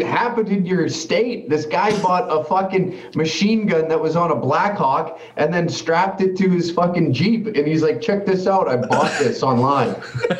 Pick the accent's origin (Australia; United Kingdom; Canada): Canada; accent: Canadian; me as a Canadian